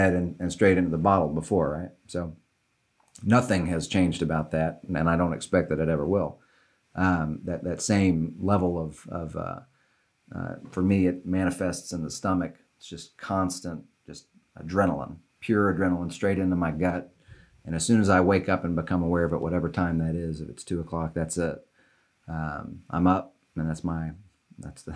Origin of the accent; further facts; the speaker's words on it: Little Rock, Arkansas, United States; I was born in Little Rock, and I was one of four kids, and we were you know, wealthy white people in Little Rock.